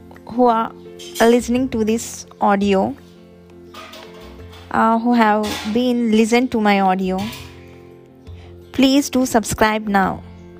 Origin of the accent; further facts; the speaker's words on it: Hyderabad, Telangana, India; English is a second language; Basically, I'm from Hyderabad. I'm a BTech graduate, currently working for a government organization.